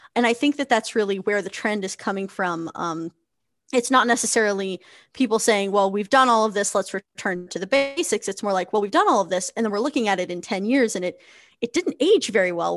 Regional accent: New Hampshire, United States; also born or lived in Connecticut; I am a puppeteer from New Hampshire, which is on the east coast

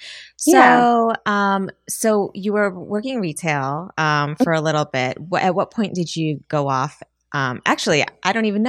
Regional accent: Midwest, United States; I'm from the Midwest and, you know, I have traditional parents.

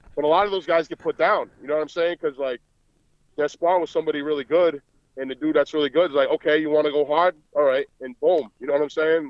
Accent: Providence, Rhode Island, United States; accent: Boston; I'm actually from Providence, Rhode Island, but I'm in Boston all the time, so I'm back and forth. But it's kind of a similar accent.

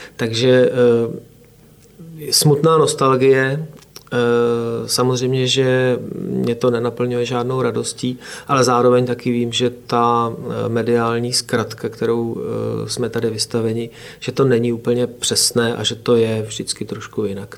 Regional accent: Oplot, Plzeň Region, Czechia; já jsem z Oplota u Přeštice, ale eh, tady z plzeňského kraje.

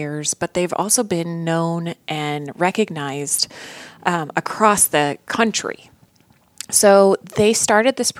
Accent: Fremont, Indiana, United States; also born or lived in Chicago / Colorado; now in Fort Wayne, United States; I grew up in Fremont, so a rural town of Fort Wayne

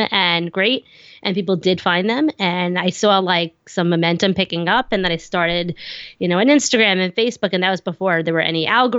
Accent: New York, United States; accent: Long Island; I'm on Long Island, if you can't tell from my thick accent.

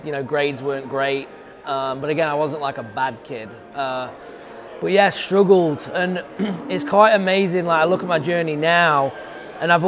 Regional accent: West Midlands, United Kingdom; moved away as an adult; now in United States; Grew up in England in the middle of the country, called the big areas, the Midlands, which is about 2 hours north of London, an hour and 30 minutes south of Manchester. The biggest city to me is Birmingham

